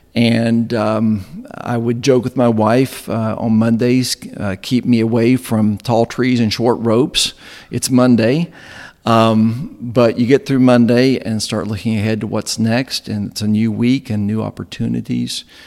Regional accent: Southwest Virginia, United States; moved away as an adult; also born or lived in Bristol, Tennessee; now in Chattanooga, United States; I grew up in Southwest Virginia, uh, in the heart of Appalachia

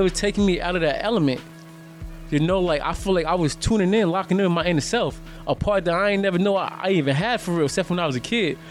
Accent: Birmingham, Alabama, United States; also born or lived in Yonkers, New York; I'm from Yonkers, but I was raised down south. I'm from a place called Birmingham, Alabama. But I was born in Yonkers though

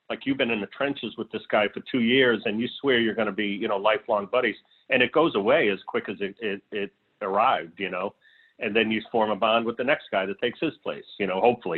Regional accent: Hartford, Connecticut, United States; I grew up in Hartford, Connecticut

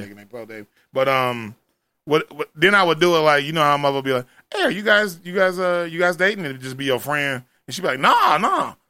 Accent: Milwaukee, Wisconsin, United States; I'm from Milwaukee.

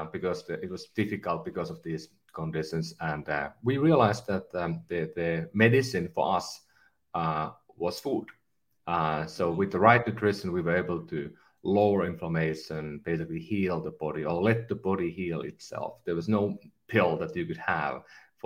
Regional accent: Kempele, North Ostrobothnia, Finland; moved away as an adult; now in California, United States; I'm from a northern Finland small town called Kempele, and almost at the Arctic Circle

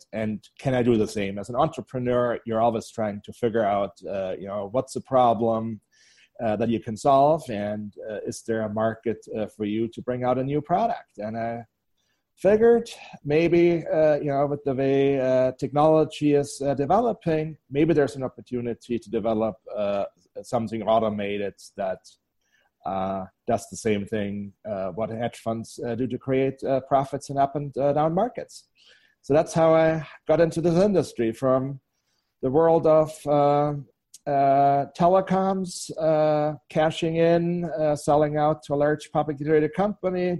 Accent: Bavaria, Germany; moved away as an adult; now in United States; So I grew up in Bavaria in Germany in a smaller town south of Munich, about an hour south of Munich, close to the Austrian and Swiss border

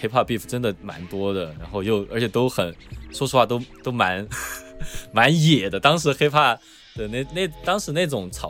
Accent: Chengdu, Sichuan, China; now in United States; 原来我听纯粹是出于我是成都人这一点，就是呃，如果是成都人就会喜欢听成一些成都的说唱，你懂吗？

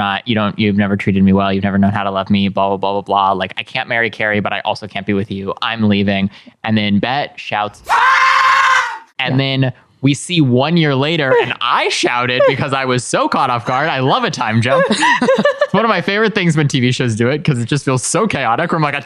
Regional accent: Southern California, United States; I'm from Southern California.

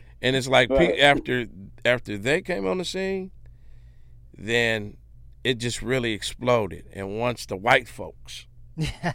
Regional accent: California, United States; we come from California

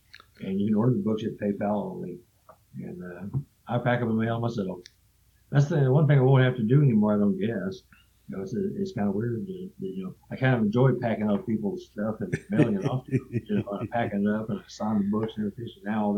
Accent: Texas, United States; I'm from Texas, so you're more in that belt.

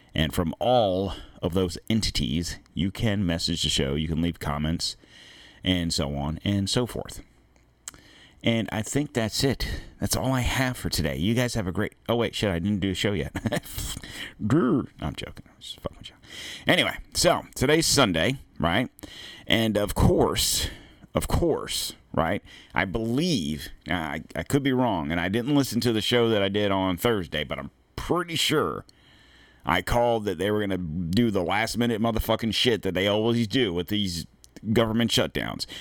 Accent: United States; We are American.

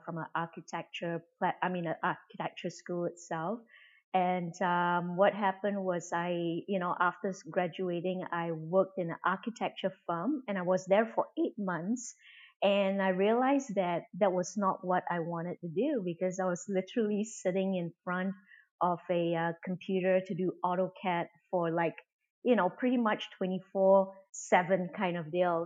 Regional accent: Singapore; also born or lived in United States; I'm from Singapore.

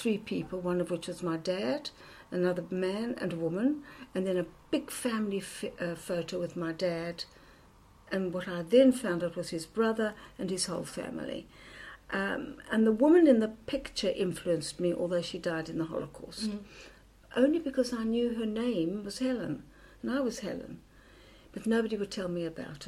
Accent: South Africa; now in United Kingdom; I grew up in South Africa

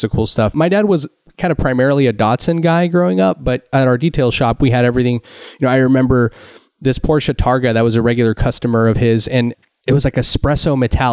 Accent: Santa Cruz, California, United States; I grew up in Northern California in the Santa Cruz area

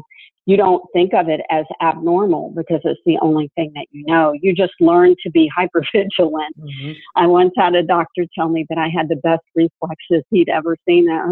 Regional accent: Hollywood, New Hope, Florida, United States; we moved from Hollywood, Florida, way out into the woods. And the name of the place is New Hope, Florida

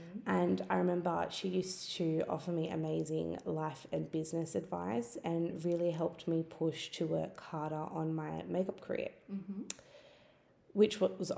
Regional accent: Wollongong, New South Wales, Australia; my hometown in Wollongong.

